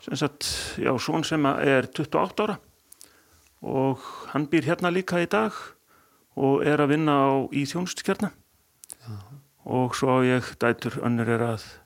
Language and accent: Icelandic; Akureyri, Northeastern Region, Iceland; ég er fættur og uppalinn hérna á Akureyri